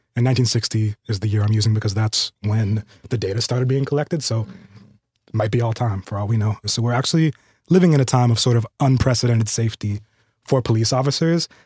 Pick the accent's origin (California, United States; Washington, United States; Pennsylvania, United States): California, United States; I'm a Californian